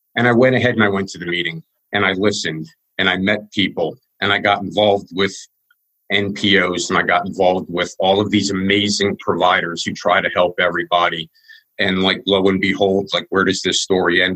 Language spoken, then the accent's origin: English; Wyomissing, Pennsylvania, United States; I was born in Wyomissing, Pennsylvania